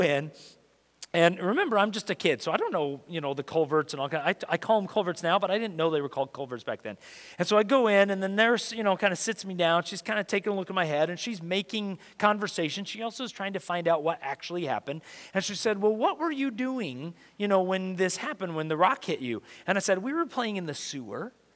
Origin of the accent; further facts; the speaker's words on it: Rapid City, South Dakota, United States; when I was a kid, uh, I grew up in elementary school in that, that kind of age. We grew up in South Dakota, Rapid City, South Dakota.